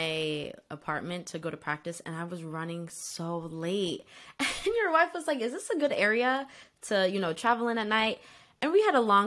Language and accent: English; Bloomfield, New Jersey, United States; I'm from Bloomfield, New Jersey